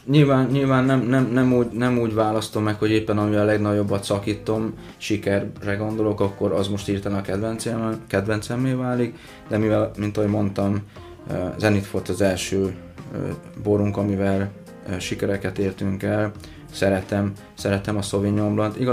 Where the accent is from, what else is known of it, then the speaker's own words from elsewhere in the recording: Szentlőrinc, Baranya, Hungary; baranyai származású